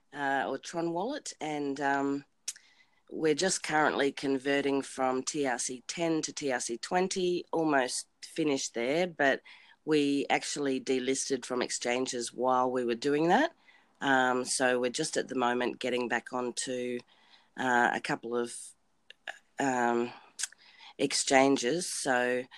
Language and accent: English; Australia; I'm from Australia